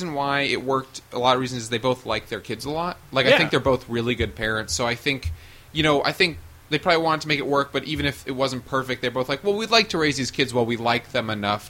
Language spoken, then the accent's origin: English; Westchester, New York, United States; I grew up in Westchester